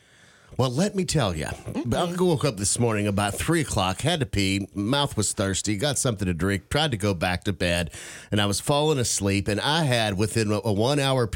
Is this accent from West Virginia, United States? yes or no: yes; Charleston, West Virginia, United States; moved away; Charleston, West Virginia, my hometown.